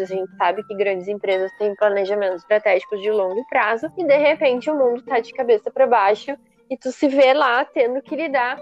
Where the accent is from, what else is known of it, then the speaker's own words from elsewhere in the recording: Brazil; nós, como brasileiros